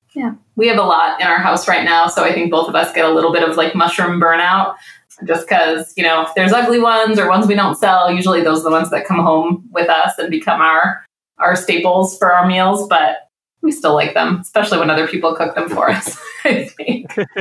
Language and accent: English; New England, United States; also born or lived in California / Midwest; now in Detroit, United States; I grew up in New England where now having lived in California and the Midwest, I go back home to New England